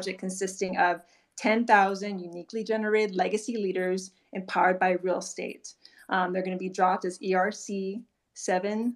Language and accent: English; Hawaii, United States; I'm Native Hawaiian, born and raised in Hawaii